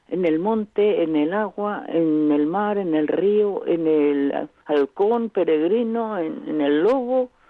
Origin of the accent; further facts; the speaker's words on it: Burgos, Castile and León, Spain; yo soy de Burgos.